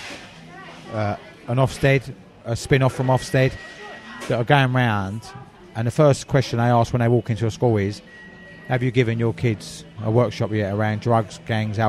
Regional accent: Havering, London, United Kingdom; also born or lived in Essex; In my borough, where I was brought up in Havering

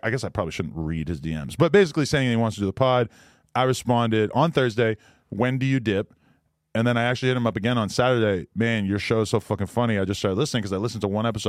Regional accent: Nashua, New Hampshire, United States; also born or lived in New York / California; now in Los Angeles, United States; my hometown of Nashua, New Hampshire

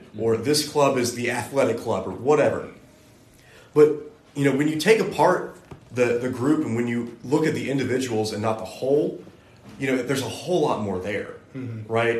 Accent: West Virginia, United States; moved away as an adult; I'm from there

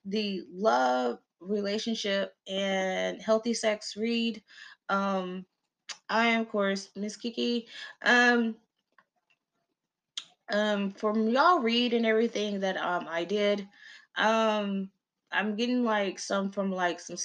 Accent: the South, United States; I'm from the South, because we still had our big mamas

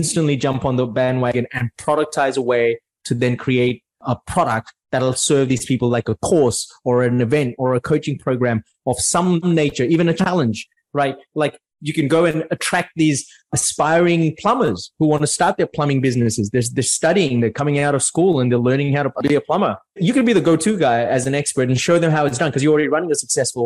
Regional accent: Mumbai, Maharashtra, India; now in Australia; I'm originally from India, right? From Mumbai.

